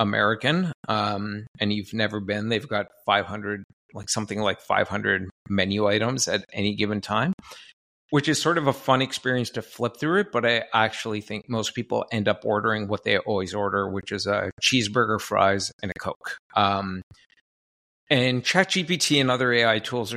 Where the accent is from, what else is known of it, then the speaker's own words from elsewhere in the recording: Canada; I'm from Canada